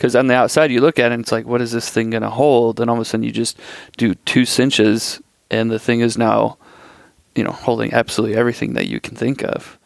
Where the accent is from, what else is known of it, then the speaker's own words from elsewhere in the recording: Iowa, United States; I'm from Iowa